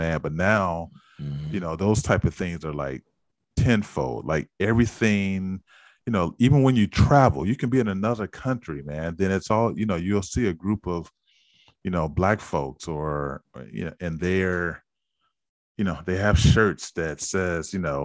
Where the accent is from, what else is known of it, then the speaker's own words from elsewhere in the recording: San Francisco, California, United States; growing up in San Francisco did feel a bit unique in that, you know, you were from this historically black neighborhood